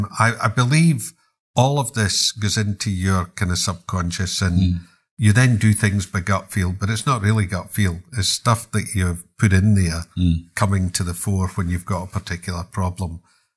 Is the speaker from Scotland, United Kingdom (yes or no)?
yes; Glasgow, Scotland, United Kingdom; And I'm a Glaswegian, so we couldn't allow this to happen.